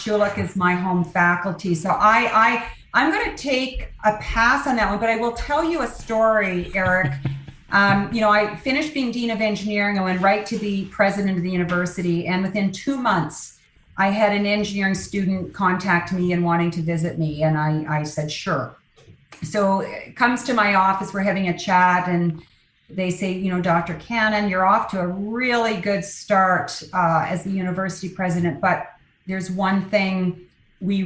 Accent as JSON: {"language": "English", "region": "Prince Edward Island", "country": "Canada", "tie": "born or raised there", "also_born_or_lived": "Nova Scotia", "moved": "as an adult", "lives_now": "Calgary, Canada", "said": "So I grew up in Eastern Canada in Prince Edward Island."}